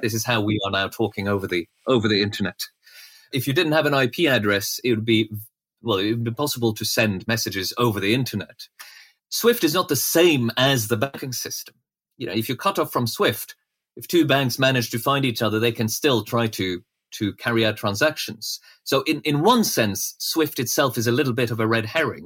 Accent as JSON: {"language": "English", "country": "Norway", "tie": "born or raised there", "moved": "yes", "said": "I grew up in Norway"}